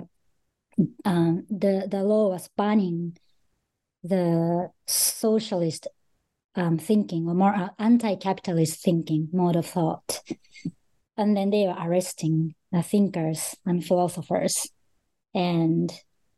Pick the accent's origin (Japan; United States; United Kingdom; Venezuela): Japan; also born or lived in Australia / Russia; I was born in Japan and grew up in Japan most of my life.